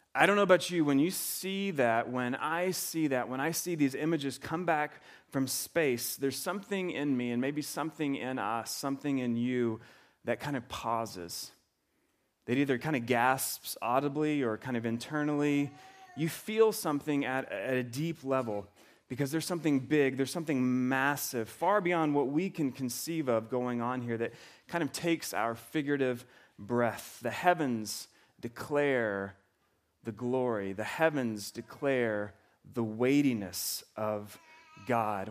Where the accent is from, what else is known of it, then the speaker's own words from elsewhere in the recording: the South, United States; moved away; I grew up in the South